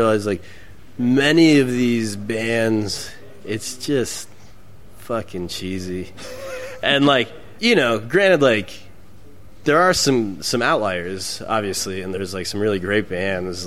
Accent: Wyoming, United States; moved away as an adult; now in Texas, United States; I live in Texas now. I grew up in Wyoming

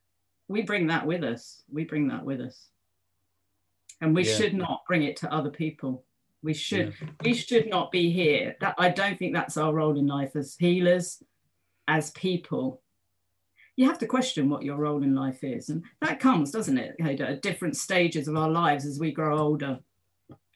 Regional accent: London, United Kingdom; I live in London. I am a Londoner. I'm back home now.

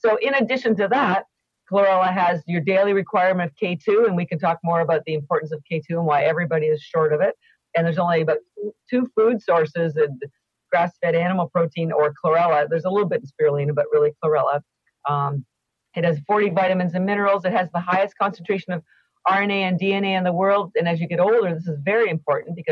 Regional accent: Canada; I am Canadian and all my education was in Canada

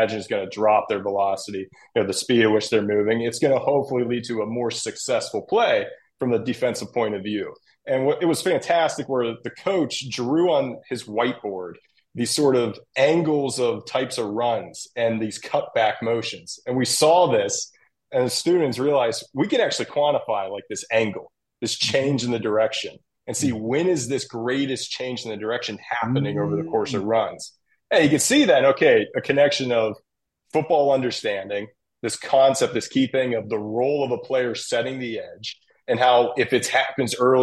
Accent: Pittsburgh, Pennsylvania, United States; I'm from Pittsburgh, from the area, so I always was connected in a way

